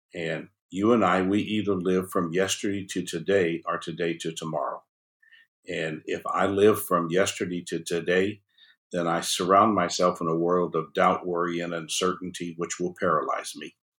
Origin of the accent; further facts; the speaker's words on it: New Orleans, Louisiana, United States; I was born in New Orleans